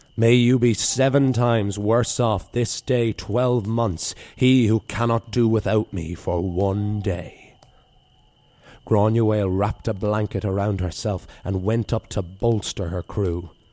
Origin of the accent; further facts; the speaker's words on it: the East Coast of Ireland, Ireland; my own experiences of growing up in the East Coast there